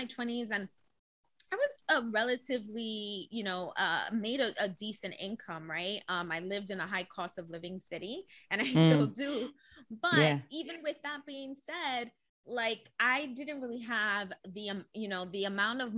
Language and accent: English; New York City, New York, United States; I'm born and raised in the Bronx